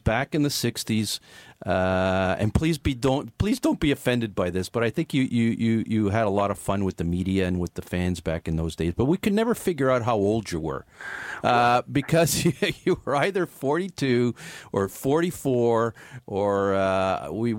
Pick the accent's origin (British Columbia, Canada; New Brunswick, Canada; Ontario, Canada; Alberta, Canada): Ontario, Canada; Toronto; I grew up in the Jane and Lawrence area. I lived in the Jane and Lawrence area for a few years.